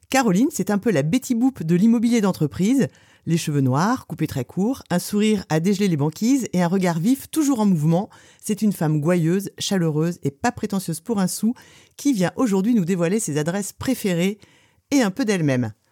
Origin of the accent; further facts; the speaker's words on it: Beaupréau-en-Mauges, Pays de la Loire, France; also born or lived in Toulon / Djibouti / Brest; now in Lorient, France; je suis née à Beaupréau, en Mauges. Donc, c'est une petite ville euh, donc dans le Maine-et-Loire